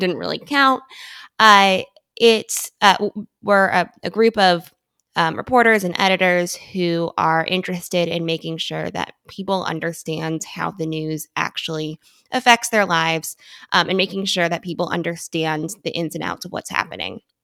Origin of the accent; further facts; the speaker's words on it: United States; I grew up right outside Washington, D C